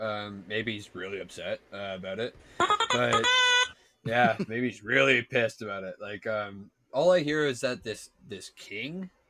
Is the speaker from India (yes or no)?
no; Canada; Yeah, Aaron, I am Canadian.